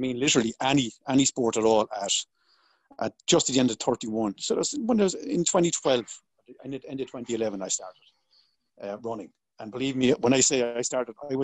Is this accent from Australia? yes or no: no; Waterford, Munster, Ireland; I grew up in a place called Waterford, which is down the southeast of Ireland.